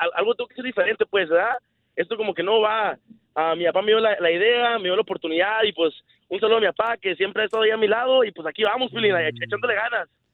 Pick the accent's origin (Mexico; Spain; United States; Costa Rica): United States; Los Angeles, California; soy sido aquí en Los Ángeles, originado de Zacatecas, papá zacatecano